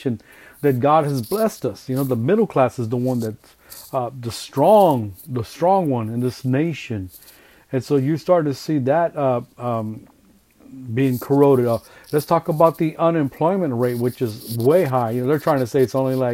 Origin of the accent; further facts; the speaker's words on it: California, United States; I'm Hispanic, so I'm from California.